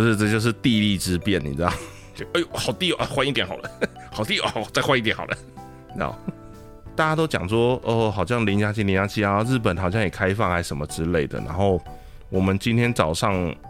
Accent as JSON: {"language": "Chinese", "country": "Taiwan", "said": "我们台湾这边"}